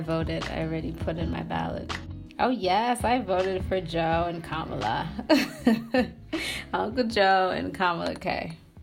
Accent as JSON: {"language": "English", "country": "Tanzania", "also_born_or_lived": "Massachusetts / Pennsylvania / Michigan", "moved": "yes", "said": "I'm from Tanzania"}